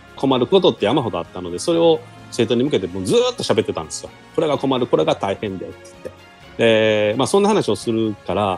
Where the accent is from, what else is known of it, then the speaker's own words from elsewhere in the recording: Nara, Japan; also born or lived in Okayama; 僕の地元の奈良の学校